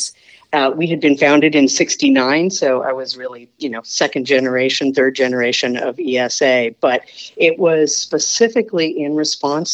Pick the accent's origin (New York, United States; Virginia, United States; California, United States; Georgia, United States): California, United States; Southern; also born or lived in San Francisco Bay Area; growing up in Southern California